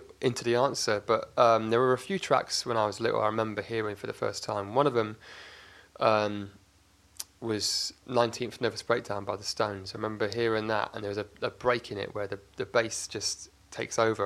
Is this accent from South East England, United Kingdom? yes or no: yes; Oxford, South East England, United Kingdom; also born or lived in Cardiff, Wales; I was born in Cardiff, Wales, but at the age of 1 or 18 months, the family moved to Oxford for work, my dad's work